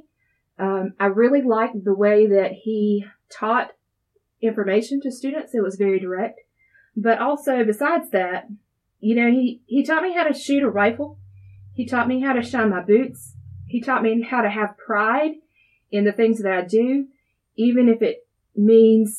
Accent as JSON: {"language": "English", "town": "Darlington", "region": "South Carolina", "country": "United States", "tie": "born or raised there", "said": "Born and raised here in Darlington, South Carolina"}